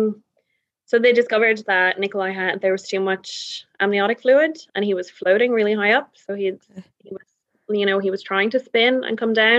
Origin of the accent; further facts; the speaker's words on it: Dublin, Leinster, Ireland; now in Norway; I'm from Dublin, but I live in Norway with my Norwegian husband, Patrick